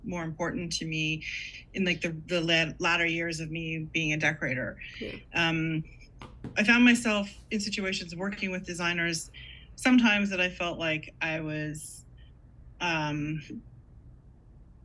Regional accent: Canada; also born or lived in Toronto; I'm Canadian

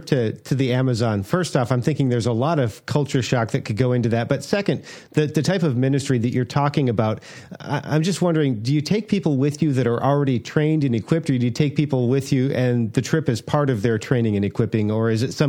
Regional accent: United States; as an American, sometimes I need to hear that, you know what, God does send people from other countries out into the world.

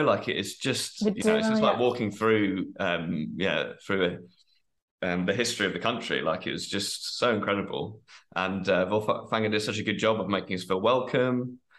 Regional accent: United Kingdom; for me as a British person, you know, the weather is always something that we're moaning about the whole time.

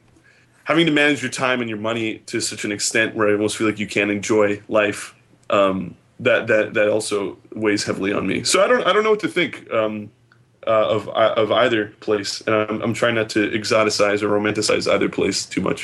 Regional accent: Philadelphia, Pennsylvania, United States; also born or lived in New York; I was born in New York and then I moved to Philly when I was a kid and I grew up here and went to high school here and then I left and sort of been in and out of the place

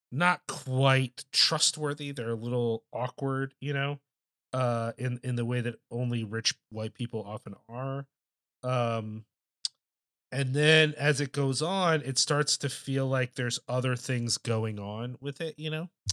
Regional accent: United States; as an American person

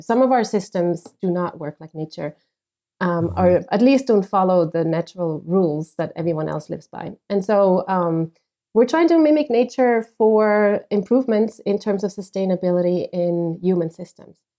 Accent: Switzerland; moved away as an adult; now in Phoenix, United States; I'm originally from Switzerland

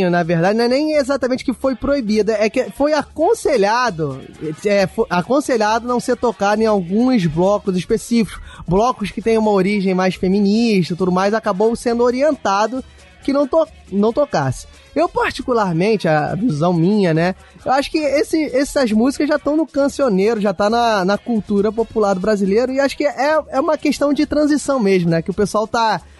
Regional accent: Rio de Janeiro, Brazil; eu vou botar aqui minha opinião como carioca.

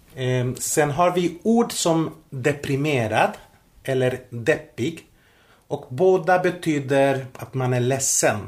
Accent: Spain; Swedish is a second language; now in Sweden; Jag reste till eh, mitt hemland, till Spanien

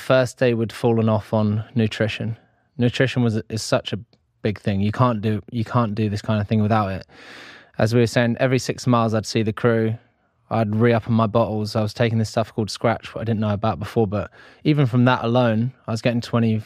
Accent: United Kingdom; being British

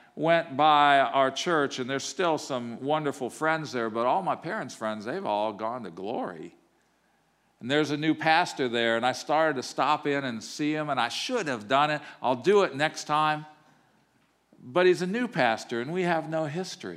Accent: Normal, Illinois, United States; moved away as an adult; now in Atlanta, United States; I grew up in Normal, Illinois

